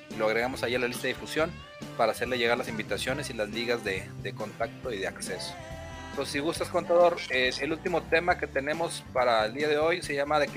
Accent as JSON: {"language": "Spanish", "country": "Mexico", "said": "No sería ideal, como buen mexicano"}